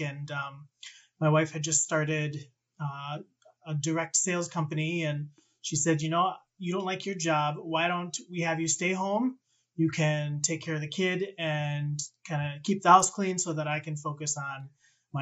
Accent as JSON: {"language": "English", "region": "Minnesota", "country": "United States", "tie": "born or raised there", "also_born_or_lived": "Wisconsin", "said": "I've been in Minnesota since fifth grade"}